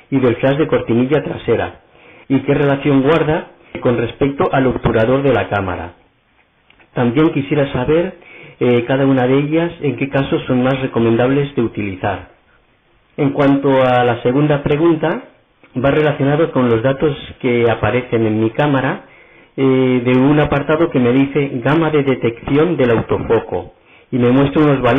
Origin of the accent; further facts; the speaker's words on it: Barcelona, Catalonia, Spain; soy de Barcelona